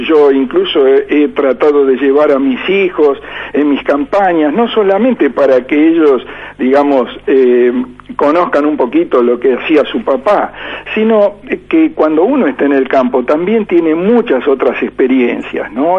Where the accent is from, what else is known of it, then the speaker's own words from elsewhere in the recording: La Plata, Buenos Aires Province, Argentina; soy un platense, digamos, de nacimiento. Mis estudios primarios los hice en la escuela 19 eh, de 41 y 22, luego fui al Colegio Nacional